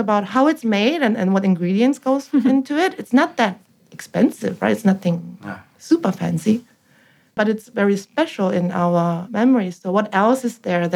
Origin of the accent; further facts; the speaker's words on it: South Korea; moved away as an adult; now in Sydney, Australia; we grew up in Korea in the 80s.